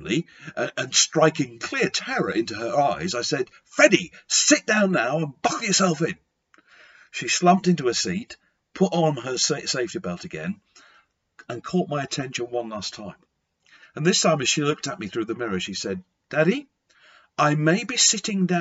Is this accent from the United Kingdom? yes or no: yes; Lancashire, near Blackpool, North West England, United Kingdom; I was brought up in Lancashire near the seaside resort of Blackpool